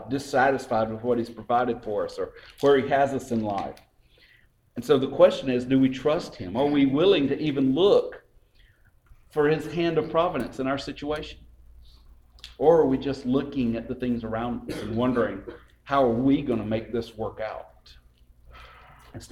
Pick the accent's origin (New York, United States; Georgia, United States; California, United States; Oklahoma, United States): Georgia, United States; LaGrange; I grew up in LaGrange.